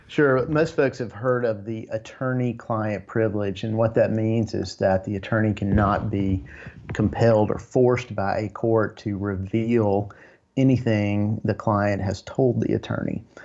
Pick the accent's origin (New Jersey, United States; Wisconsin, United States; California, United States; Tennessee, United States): Tennessee, United States; I've born and raised in Tennessee